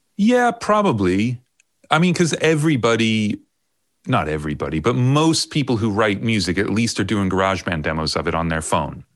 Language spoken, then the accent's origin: English; Long Island, New York, United States; moved away as an adult; also born or lived in Ohio / Miami / London; now in United Kingdom; i grew up on long island i was born in ohio then we moved to new york when i was um, i don't know 11 is that right? No, nine, something like that. So I grew up on Long Island uh, all the way through high school